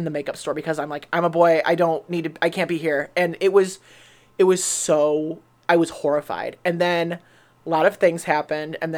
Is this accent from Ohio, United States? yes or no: yes; Kent, Ohio, United States; So I'm from Kent